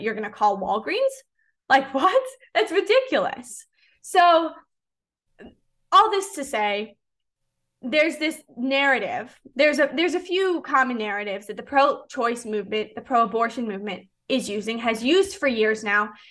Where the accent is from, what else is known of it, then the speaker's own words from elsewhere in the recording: Chicago, Illinois, United States; moved away as an adult; now in Clearwater, United States; I grew up in the Chicagoland area